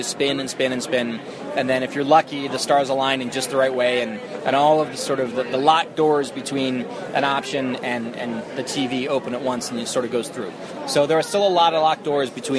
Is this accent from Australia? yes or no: no; United States; I'm American